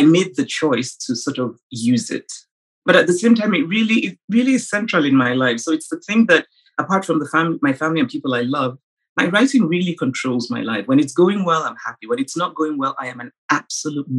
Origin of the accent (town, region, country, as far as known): Nsukka, Enugu State, Nigeria; born or raised there